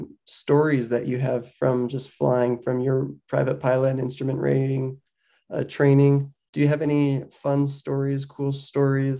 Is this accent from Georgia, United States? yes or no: yes; Atlanta, Georgia, United States; now in Utah, United States; I'm originally from Atlanta, and I live out in Utah.